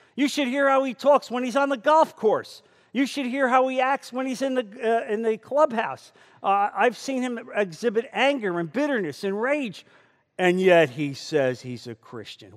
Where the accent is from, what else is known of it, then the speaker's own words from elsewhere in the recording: New Jersey, United States; moved away; I come from New Jersey. And that's how we say water, and that's how we say coffee.